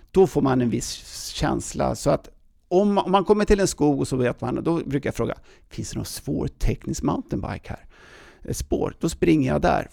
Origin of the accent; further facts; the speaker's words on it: Täby, Stockholm County, Sweden; accent: Stockholm dialect; moved away as an adult; also born or lived in United States / Åre; now in Stockholm, Sweden; i Täby jag uppväxt